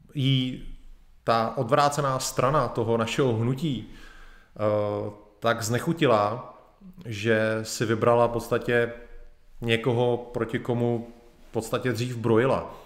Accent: Bohemia, Czechia; u nás v Čechách

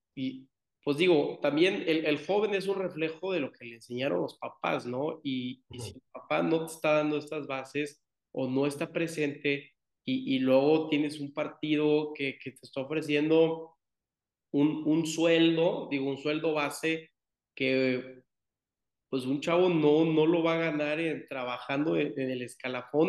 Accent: Tampico, Tamaulipas, Mexico; yo que soy de Tampico, eh, Tamaulipas

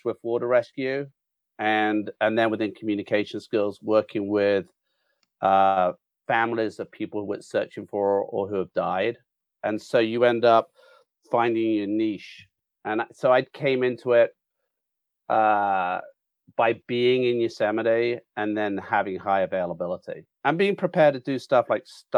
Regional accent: United Kingdom; now in Mariposa, United States

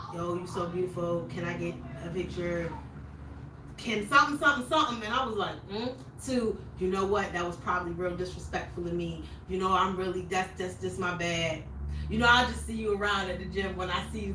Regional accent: New York, United States; I'm from New York

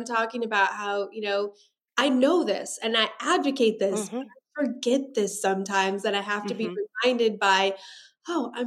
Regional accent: Kansas, United States; moved away as an adult; now in Nashville, United States; We're originally from Kansas

